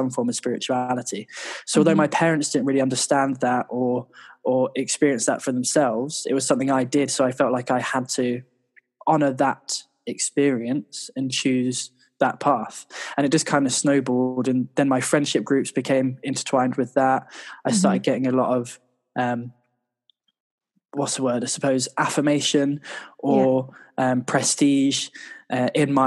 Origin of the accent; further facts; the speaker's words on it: London, United Kingdom; also born or lived in New York; I grew up in North London